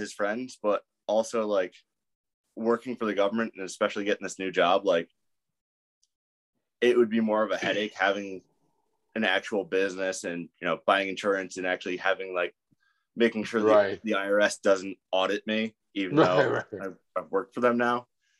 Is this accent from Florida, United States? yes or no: no; Connecticut, United States; Yeah, so I'm up in northern Connecticut. I'm like half hour from Lightning Fitness.